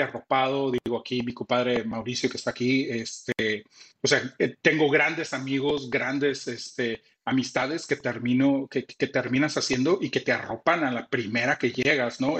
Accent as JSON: {"language": "Spanish", "town": "Tampico", "region": "Tamaulipas", "country": "Mexico", "also_born_or_lived": "Monterrey", "said": "mi compadre … y yo somos de Tampico, somos jaivos"}